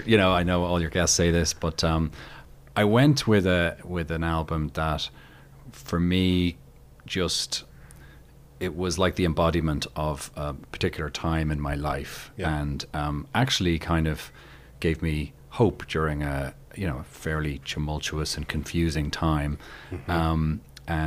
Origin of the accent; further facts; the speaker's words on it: Dublin, Leinster, Ireland; moved away as an adult; also born or lived in London; now in United States; I was born and bred in Dublin.